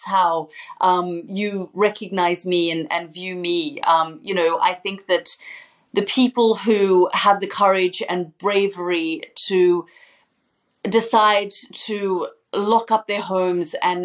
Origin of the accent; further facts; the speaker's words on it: Australia; moved away as an adult; I'm still Australian and I still travel on my Australian passport. I still very much describe myself as an Australian journalist